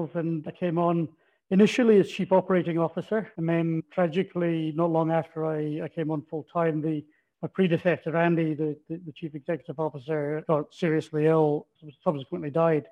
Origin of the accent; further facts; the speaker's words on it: Aberdeen, Scotland, United Kingdom; now in Australia; you probably picked from my accent, not born in Australia, originally from northeast Scotland, so I'm Aberdonian.